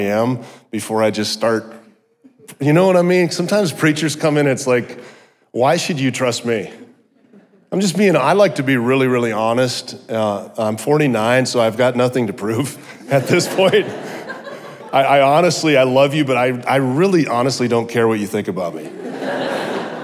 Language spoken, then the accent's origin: English; South Dakota, United States; I grew up in South Dakota in the middle of nowhere, went to a tiny little college.